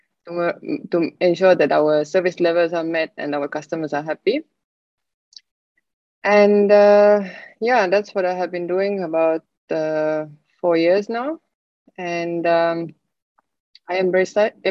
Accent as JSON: {"language": "English", "country": "Estonia", "moved": "as an adult", "lives_now": "Singapore", "said": "I'm originally from Estonia."}